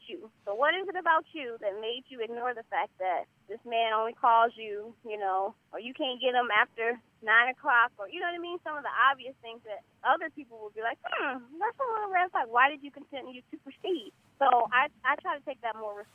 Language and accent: English; California, United States; also born or lived in Jackson, Mississippi; I was born down south in Jackson, Mississippi. So I have that southern background. But, you know, my mom moved to California when I was 5, so I grew up here, you know. Raised in California